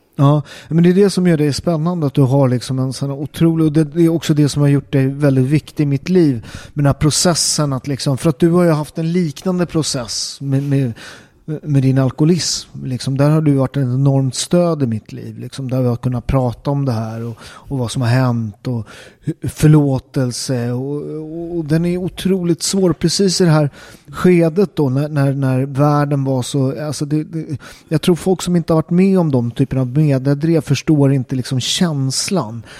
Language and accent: Swedish; Upplands Väsby, Stockholm County, Sweden; jag är uppväxt i Upplands Väsby, en förort eh, till Stockholm.